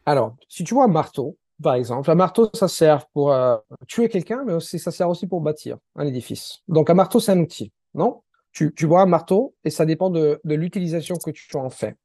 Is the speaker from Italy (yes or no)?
yes; Italy; first language Italian; French is a second language; je suis italien.